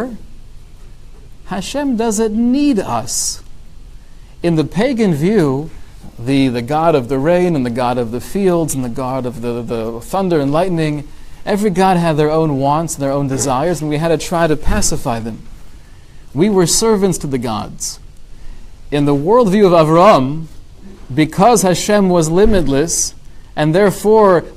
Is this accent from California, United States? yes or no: yes; California, United States; my hometown, California